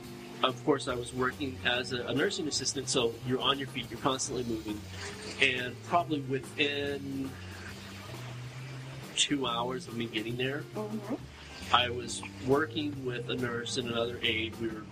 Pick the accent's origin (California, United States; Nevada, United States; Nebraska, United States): California, United States; And as I'm waking up, mind you, this doctor, which I came from California, I'm young, I'm still a kid at this point.